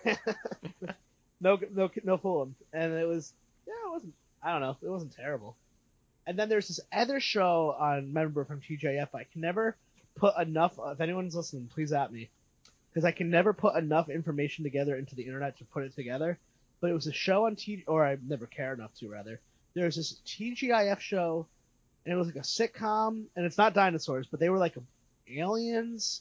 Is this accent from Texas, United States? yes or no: no; Connecticut, United States; I'm from Connecticut